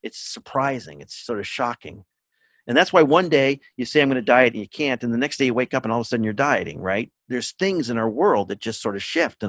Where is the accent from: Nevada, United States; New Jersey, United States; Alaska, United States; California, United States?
California, United States; now in Cambridge, Massachusetts, United States; I'm in Cambridge, Massachusetts. I grew up in California